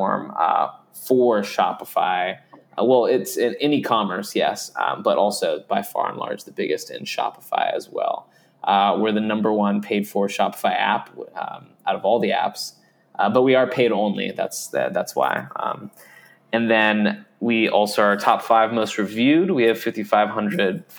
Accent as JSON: {"language": "English", "region": "California", "country": "United States", "also_born_or_lived": "New York", "moved": "as an adult", "said": "I'm from California."}